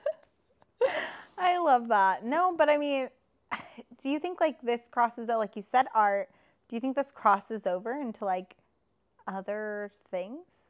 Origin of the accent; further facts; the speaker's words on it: Texas, United States; I was brought up in Texas in a religious area